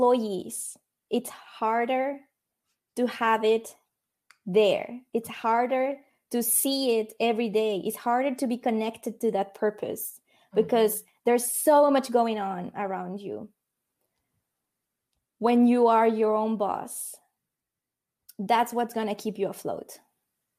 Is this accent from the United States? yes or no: no; Mexico; moved away as an adult; now in Netherlands; I come from Mexico. It was never my intention to move outside of Mexico. Never, okay? So I moved to the Netherlands when I turned 30 years old